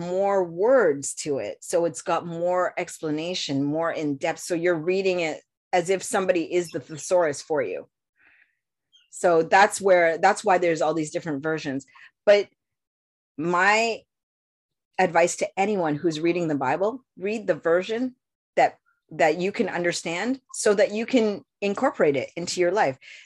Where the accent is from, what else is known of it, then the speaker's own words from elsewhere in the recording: Canada; I was born in Canada